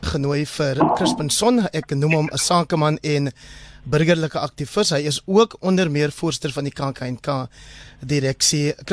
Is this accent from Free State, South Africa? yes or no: no; Caledon, Western Cape, South Africa; my tuisdorp Caledon